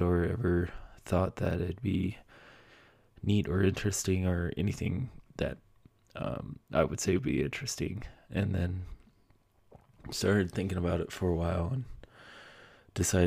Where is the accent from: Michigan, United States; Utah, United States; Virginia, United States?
Utah, United States; now in Colorado, United States; move back to my home state of Utah